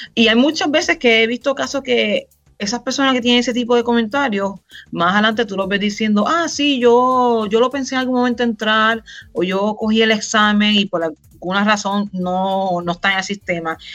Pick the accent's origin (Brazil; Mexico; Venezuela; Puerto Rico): Puerto Rico; Río Grande; moved away as an adult; Puertorriqueña, nacida y criada en Puerto Rico, Duro